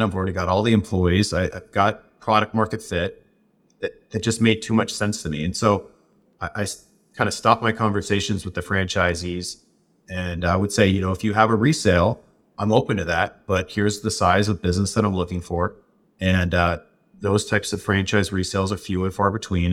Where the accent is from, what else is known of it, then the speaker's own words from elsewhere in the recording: Southwest, United States; where I grew up in the Southwest